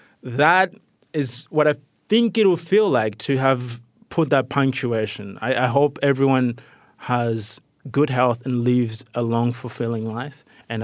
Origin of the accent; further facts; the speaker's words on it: Rwanda; also born or lived in Malawi / Tanzania; started questioning the kind of moralistic Christianity that has been imposed by colonialism where I grew up in Rwanda and Malawi and Tanzania